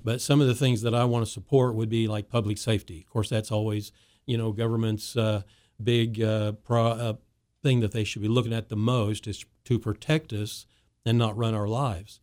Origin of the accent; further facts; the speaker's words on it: Wichita, Kansas, United States; as I grew up in Wichita